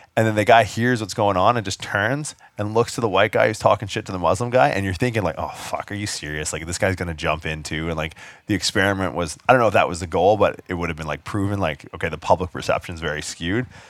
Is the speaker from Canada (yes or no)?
yes; Canada; I get stereotyped a lot for being Canadian